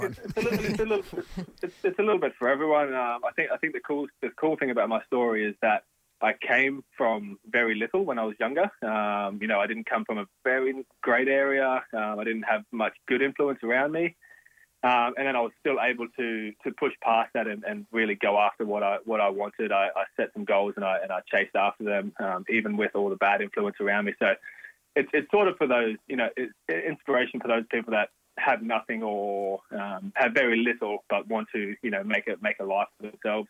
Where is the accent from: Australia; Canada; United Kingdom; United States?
Australia; Logan, Queensland; I was born in Logan Hospital. I was I lived in Logan City for the first 23 years of my life